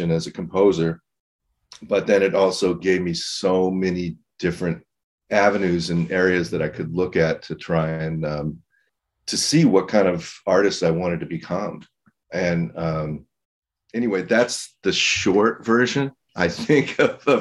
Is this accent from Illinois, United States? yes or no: no; Los Angeles, California, United States; I grew up in Eagle Rock in Los Angeles and playing around town